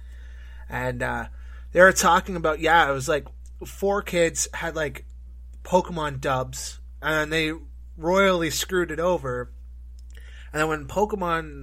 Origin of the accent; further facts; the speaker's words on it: Canada; growing up in Canada, we had YTV